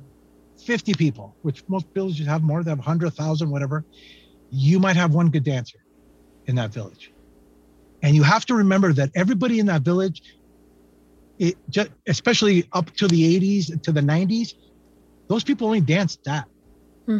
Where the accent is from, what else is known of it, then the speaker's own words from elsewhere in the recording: San Francisco, California, United States; I'm a painter from San Francisco